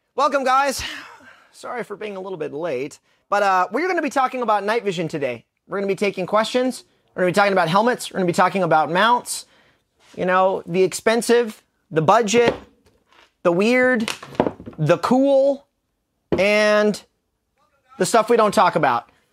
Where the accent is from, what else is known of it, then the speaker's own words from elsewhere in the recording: United States; we're American